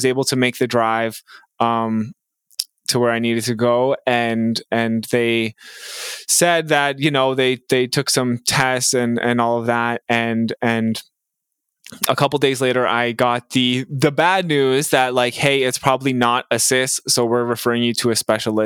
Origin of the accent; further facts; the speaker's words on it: Mississauga, Ontario, Canada; now in Peterborough, Canada; I grew up in Mississauga and I live now in Peterborough, Ontario.